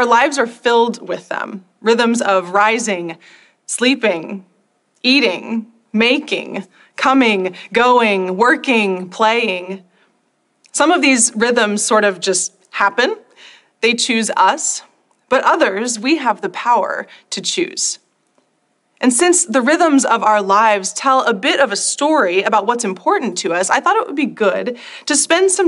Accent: North Texas, United States; I grew up in North Texas, where high school football is sort of a religion all its own.

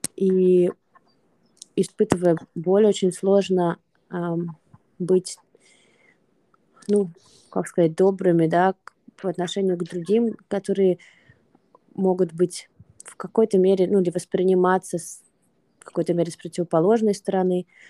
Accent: Russia; moved away; мы не из Украины, мы из России, и при этом мы находимся не в России, при этом мы давно находимся не в России

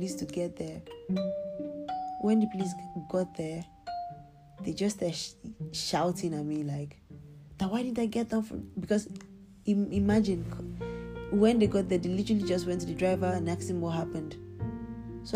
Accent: Nigeria; now in Turkey; I'm Nigerian

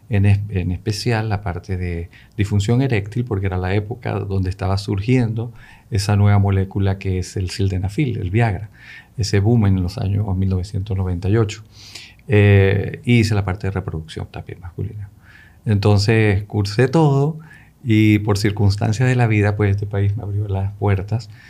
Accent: Caracas, Capital District, Venezuela; also born or lived in Tangier, Morocco / Spain; Yo nací en Marruecos, en Tánger, que es la puerta europea de, de, de África de ahí pasé por España y, bueno, gran parte de mi vida la pasé en Venezuela, en Caracas, a quien agradezco muchísimo.

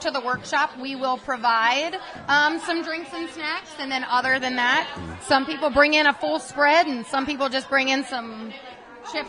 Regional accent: Lancaster County, Pennsylvania, United States; accent: Lancaster; moved away as an adult; now in Pittsburgh, United States; I grew up in Lancaster County in eastern PA

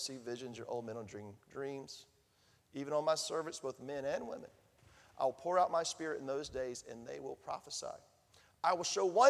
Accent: Thomasville, Georgia, United States; accent: southern drawl; my hometown in Thomasville, Georgia

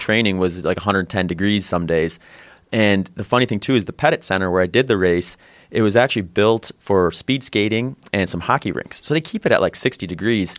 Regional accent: Midwest, United States; moved away as an adult; now in Phoenix, United States; I grew up in the Midwest

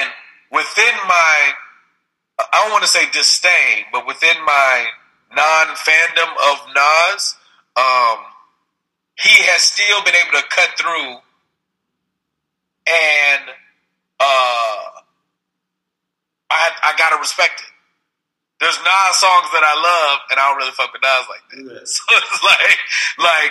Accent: Houston, Texas, United States; also born or lived in San Francisco Bay Area, California; now in Los Angeles, United States; I grew up in Houston, Texas

